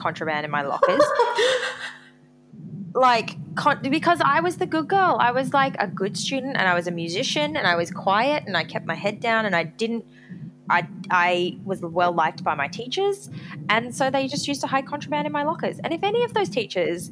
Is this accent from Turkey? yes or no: no; Gold Coast, Queensland, Australia; I grew up on the Gold Coast, Australia's version of Las Vegas